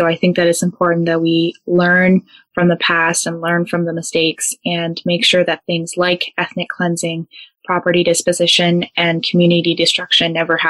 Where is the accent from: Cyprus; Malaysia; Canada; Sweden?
Canada; Burnaby, British Columbia; also born or lived in Osaka, Japan; I'm originally from Osaka, Japan, but was raised in Burnaby, BC